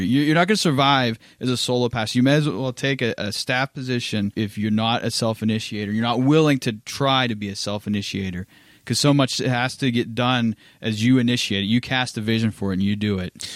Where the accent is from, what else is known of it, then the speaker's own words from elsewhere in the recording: Pittsburgh, Pennsylvania, United States; also born or lived in Louisville, Kentucky / South Carolina; now in Orange City, United States; I'm originally from Pittsburgh, Pennsylvania, and I came to Orange City, Iowa as a missionary